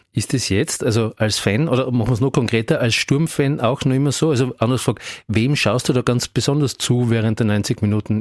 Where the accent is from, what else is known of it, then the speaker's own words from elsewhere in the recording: Graz, Styria, Austria; als Grazer